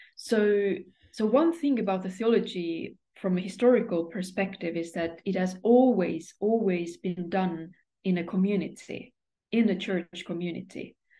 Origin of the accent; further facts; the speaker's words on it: Estonia; moved away as an adult; now in Sweden; I come from Estonia